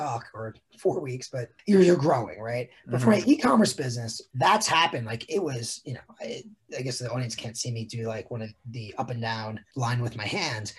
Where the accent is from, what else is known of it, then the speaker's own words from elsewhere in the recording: New York, United States; growing up in New York